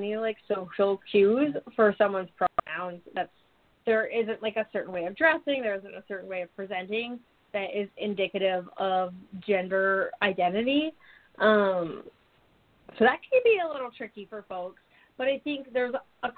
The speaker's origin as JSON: {"language": "English", "region": "Alaska", "country": "United States", "said": "I'm not from the South and from Alaska"}